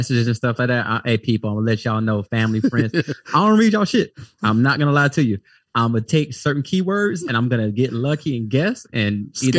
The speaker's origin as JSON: {"language": "English", "region": "Florida", "country": "United States", "said": "I'm from Duval County, stand up by way of Fred."}